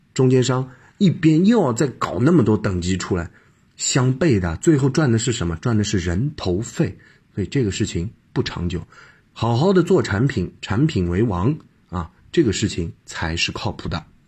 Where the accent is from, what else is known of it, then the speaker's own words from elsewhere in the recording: China; 我们中国人其实有点奇怪的